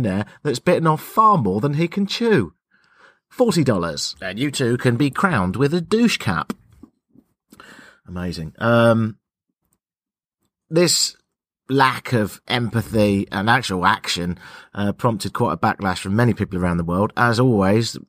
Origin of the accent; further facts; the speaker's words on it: United Kingdom; I'm British, Canadian